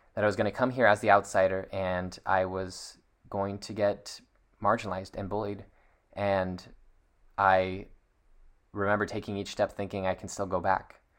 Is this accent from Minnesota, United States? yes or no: no; Seattle, Washington, United States; I was born in Seattle, Washington